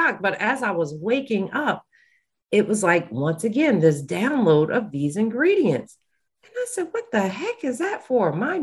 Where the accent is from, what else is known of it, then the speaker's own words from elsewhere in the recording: Bergen County, New Jersey, United States; I'm from Bergen County